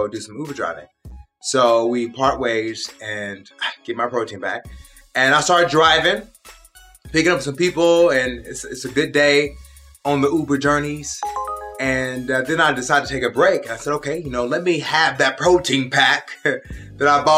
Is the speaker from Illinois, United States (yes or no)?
no; Pennsylvania, United States; moved away; I was born in Pennsylvania